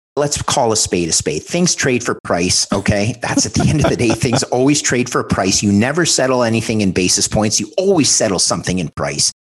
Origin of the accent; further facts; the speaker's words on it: Montreal, Quebec, Canada; my hometown in Montreal